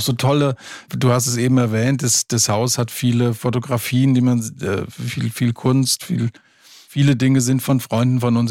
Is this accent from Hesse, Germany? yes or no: yes; Limburg an der Lahn, Hesse, Germany; moved away as an adult; also born or lived in Frankfurt; now in Giebelstadt, Germany; Ich komme aus Limburg an der Lahn, aus Hessen bin da aufgewachsen und bin dann nach dem Abitur nach Frankfurt gegangen